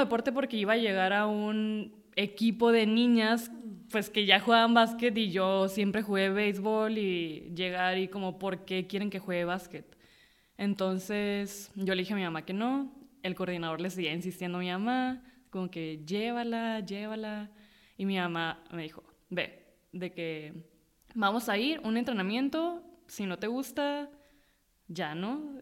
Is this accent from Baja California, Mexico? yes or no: yes; Mexicali, Baja California, Mexico; also born or lived in Tijuana / Rosarito; soy de Mexicali porque ahí crecí o tengo la mayoría de mis, de mi memoria o mis recuerdos, este, son ahí.